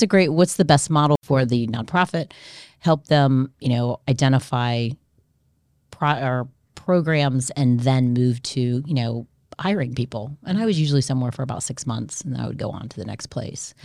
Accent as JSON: {"language": "English", "town": "Coral Springs", "region": "Florida", "country": "United States", "tie": "born or raised there", "also_born_or_lived": "Indianapolis, Indiana / Santo Domingo, Dominican Republic", "moved": "as an adult", "said": "I am originally from Indianapolis. I grew up in Coral Springs, Florida."}